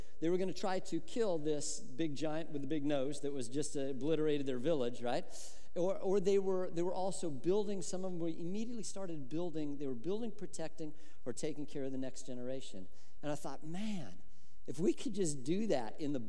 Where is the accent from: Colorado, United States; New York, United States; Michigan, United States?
Colorado, United States; moved away; I grew up in Colorado